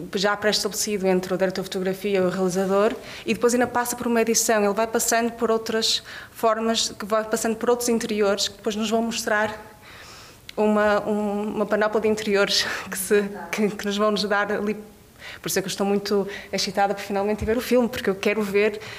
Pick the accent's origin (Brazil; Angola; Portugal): Portugal; e como portuguesa, eu digo que acho que eu precisei de sair do país para dar muito valor a muitas coisas.